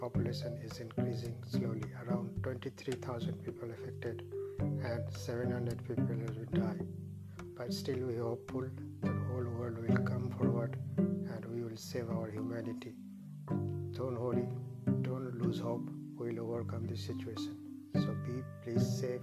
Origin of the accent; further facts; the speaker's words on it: India; from India